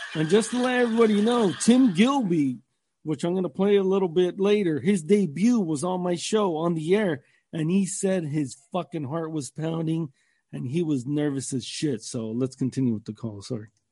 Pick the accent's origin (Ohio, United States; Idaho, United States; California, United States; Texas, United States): California, United States; Southern; I'm from Southern California and I've lived here all my fucking life